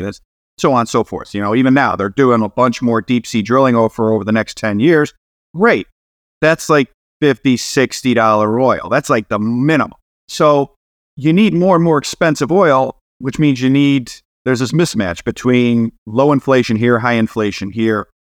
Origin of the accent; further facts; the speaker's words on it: Cleveland, Ohio, United States; I'm from Cleveland